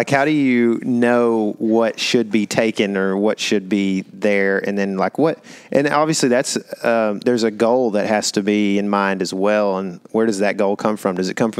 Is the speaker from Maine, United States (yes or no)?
no; Texas, United States; born there; Well, I was born in Texas, and I would agree with you.